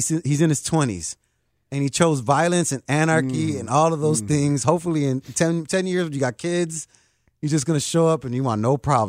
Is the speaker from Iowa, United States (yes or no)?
no; Chicago, Illinois, United States; And I'm born and raised in Chicago.